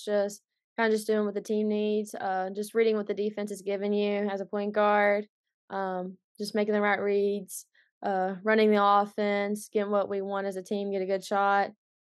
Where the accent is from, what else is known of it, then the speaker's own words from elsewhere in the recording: Kentucky, United States; Well, it's not a whole lot to do in Eastern Kentucky, for sure. But, you know, ultimately, not just Boyd County, but the whole area itself, there's been a lot of good basketball players growing up.